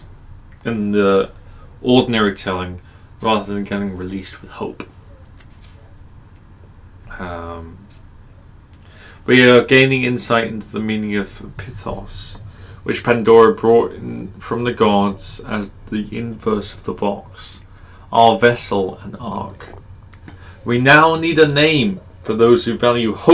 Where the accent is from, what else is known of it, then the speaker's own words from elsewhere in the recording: England, United Kingdom; I'm English